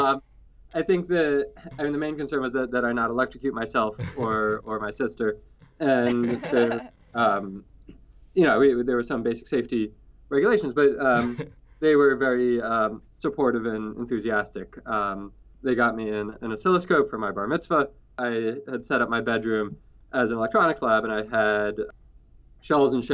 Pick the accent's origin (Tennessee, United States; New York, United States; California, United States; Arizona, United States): New York, United States; New York City; I grew up in New York City, in Manhattan